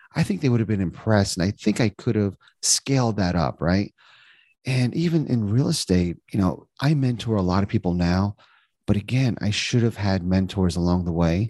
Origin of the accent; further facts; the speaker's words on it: New Jersey, United States; moved away as an adult; also born or lived in Indiana; now in Cincinnati, United States; I was born and raised in New Jersey